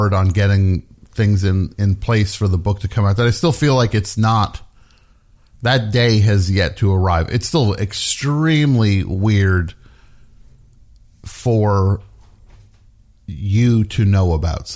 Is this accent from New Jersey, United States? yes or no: yes; New Jersey, United States; a kid growing up in New Jersey